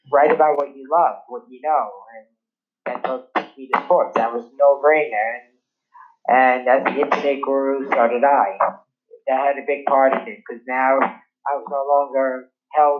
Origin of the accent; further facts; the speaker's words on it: New York City, New York, United States; I'm born and raised in Brooklyn, New York City